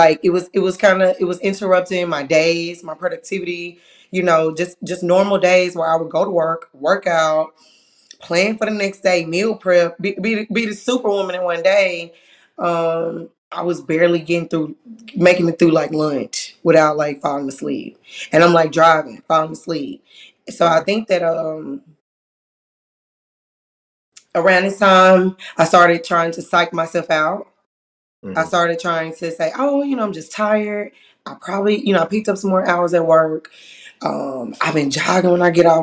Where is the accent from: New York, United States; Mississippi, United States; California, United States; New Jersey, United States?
Mississippi, United States; Jackson; also born or lived in Maryland; I'm originally from Jackson, Mississippi. Born and raised here